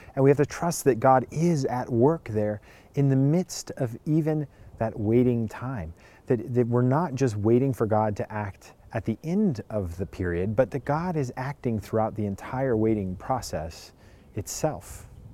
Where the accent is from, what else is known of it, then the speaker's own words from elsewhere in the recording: California, United States; I grew up in California